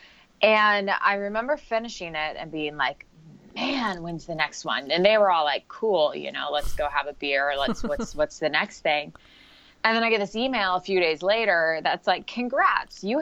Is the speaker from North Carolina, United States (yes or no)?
no; Portland, Oregon, United States; moved away as an adult; now in San Jose, United States; I am originally from Portland, Oregon. So lifelong Oregonian. Well, not lifelong, but born and raised.